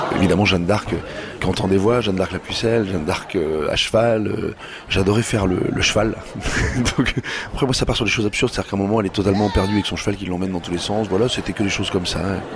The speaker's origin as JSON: {"language": "French", "town": "Rouen", "region": "Normandy", "country": "France", "moved": "yes", "said": "je suis originaire de Rouen, euh, j'adore cette ville, j'adore y retourner"}